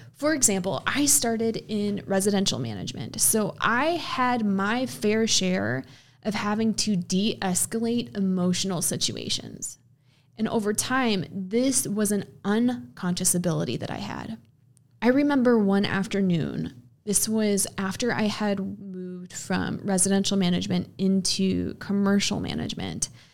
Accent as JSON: {"language": "English", "region": "Midwest", "country": "United States", "said": "I'm from the Midwest. I've spent most of my life in the Midwest"}